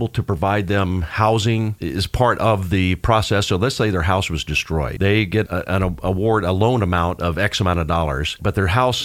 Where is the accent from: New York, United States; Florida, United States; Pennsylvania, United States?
Florida, United States; I grew up in Florida, so I'm the Floridian guy.